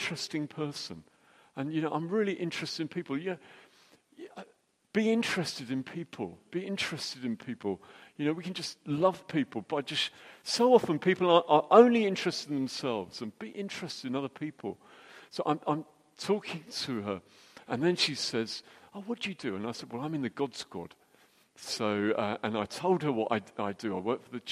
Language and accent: English; United Kingdom; we're British